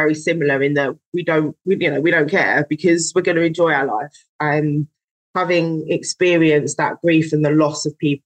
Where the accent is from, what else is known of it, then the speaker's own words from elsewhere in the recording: London, United Kingdom; I was born in London. And so I'm used to there being lots of people